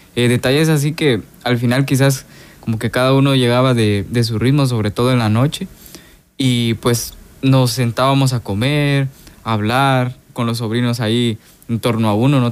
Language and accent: Spanish; Soyapango, San Salvador, El Salvador; moved away as an adult; now in Guatemala; soy de aquí del Salvador, del municipio de, de Soyapango